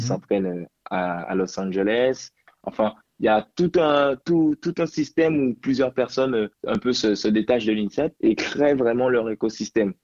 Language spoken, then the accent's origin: French; Guadeloupe; also born or lived in Paris; now in France; je suis de Guadeloupe